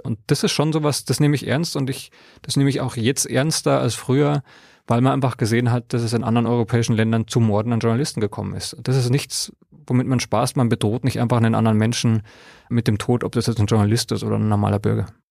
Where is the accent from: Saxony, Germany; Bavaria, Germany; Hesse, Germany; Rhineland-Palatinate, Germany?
Bavaria, Germany; Ich bin in Bayern aufgewachsen